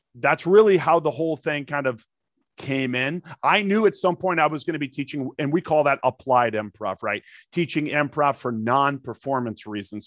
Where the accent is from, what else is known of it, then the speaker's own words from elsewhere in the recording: St. Louis, Missouri, United States; moved away as an adult; also born or lived in Texas; now in Los Angeles, United States; my life growing up in North Saint Louis